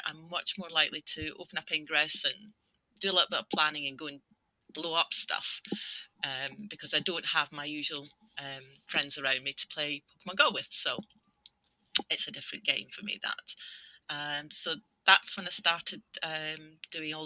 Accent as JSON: {"language": "English", "region": "Scotland", "country": "United Kingdom", "also_born_or_lived": "north of England", "moved": "yes", "lives_now": "England, United Kingdom", "said": "I'm Scottish, living in the north of England. Exiled there"}